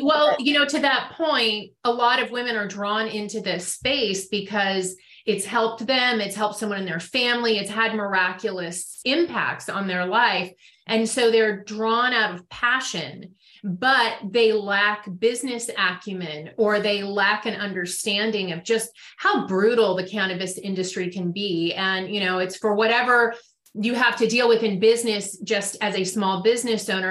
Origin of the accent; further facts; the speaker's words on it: Marin County, Northern California, United States; I grew up in Northern California in Marin County